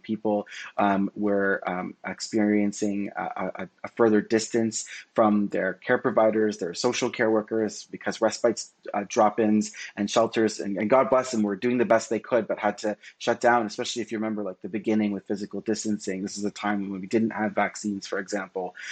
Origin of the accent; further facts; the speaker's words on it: Toronto, Ontario, Canada; I was born and raised in in Scarborough, Ontario